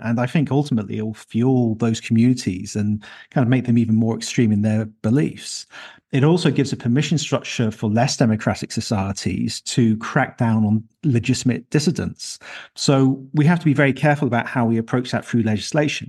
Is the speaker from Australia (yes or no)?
no; Leicester, East Midlands, United Kingdom; in my hometown of Leicester in the U K